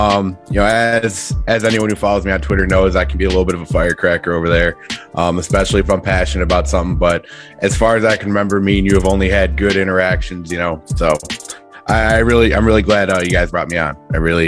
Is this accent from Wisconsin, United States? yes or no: yes; Wisconsin, United States; I grew up in Wisconsin my entire life as a Bears fan